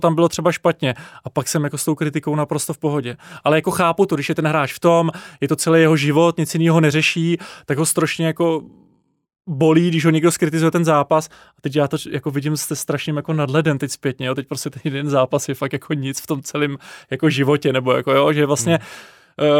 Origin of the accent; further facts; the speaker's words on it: Czechia; jako Češi